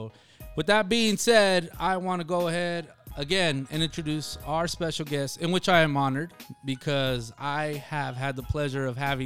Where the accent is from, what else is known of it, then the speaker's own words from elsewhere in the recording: Nogales, Arizona, United States; also born or lived in Rio Rico; Honestly, man, I grew up in Nogales and Rio, mm-hmm, Rico, and so did you.